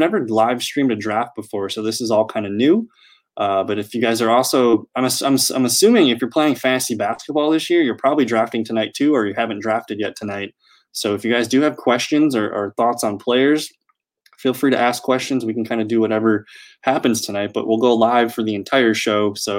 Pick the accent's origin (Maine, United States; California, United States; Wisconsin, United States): Wisconsin, United States; Green Bay; now in Milwaukee, United States; I'm from Green Bay, but I live in Milwaukee